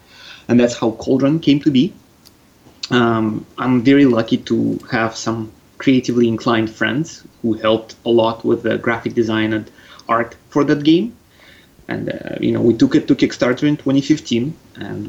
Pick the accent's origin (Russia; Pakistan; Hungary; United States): Russia; accent: Russian; also born or lived in Canada; I do have a bit of a Russian there